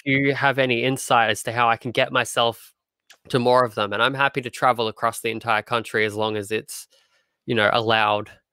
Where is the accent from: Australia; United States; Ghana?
Australia; as an Australian